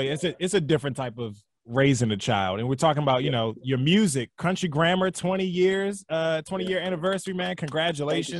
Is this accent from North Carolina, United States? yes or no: no; right outside D.C., Maryland, United States; moved away; I'm originally from Maryland, like right outside D.C.